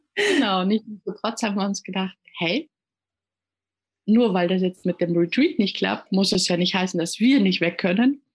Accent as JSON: {"language": "German", "town": "Munich", "region": "Bavaria", "country": "Germany", "tie": "born or raised there", "first_language": "German and Italian", "moved": "as an adult", "lives_now": "Gran Canaria, Spain", "said": "gebürtig komme ich aus München"}